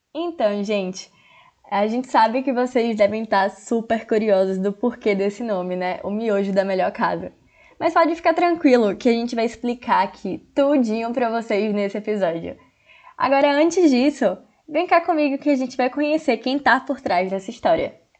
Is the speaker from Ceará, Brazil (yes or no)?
no; Jequié, Bahia, Brazil; venho do interior da Bahia, de Jequié, cidade das mochilas gigantes